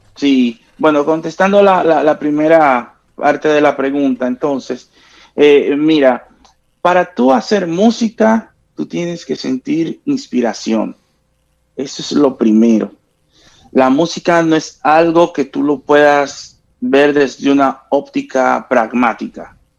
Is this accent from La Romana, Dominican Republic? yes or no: yes; La Romana, Dominican Republic; mis tiempos de juventud, allá en mi pueblo, en La Romana